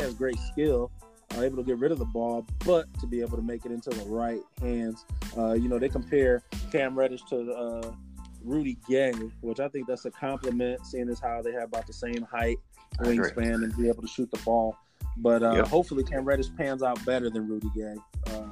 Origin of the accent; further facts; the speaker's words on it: Alabama, United States; my hometown team, man, Alabama